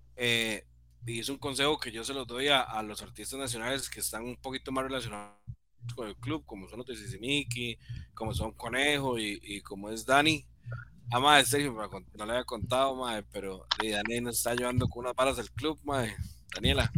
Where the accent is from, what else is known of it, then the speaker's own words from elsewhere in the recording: San Sebastián, San José, Costa Rica; Yo soy de San Sebastián